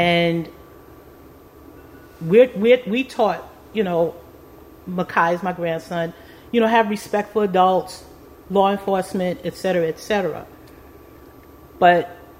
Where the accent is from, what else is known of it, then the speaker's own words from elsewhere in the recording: New York City, New York, United States; moved away as an adult; also born or lived in Brooklyn, New York; now in Herndon, United States; I was born and raised in the Bronx, but I raised my family after getting married in Brooklyn, New York